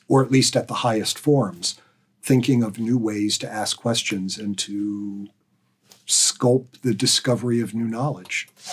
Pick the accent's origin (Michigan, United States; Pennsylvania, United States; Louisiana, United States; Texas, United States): Pennsylvania, United States; growing up in Pennsylvania